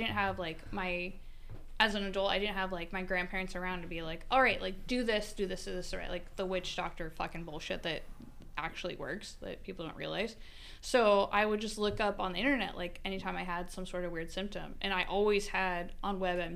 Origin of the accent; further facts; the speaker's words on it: Idaho, United States; I grew up in Idaho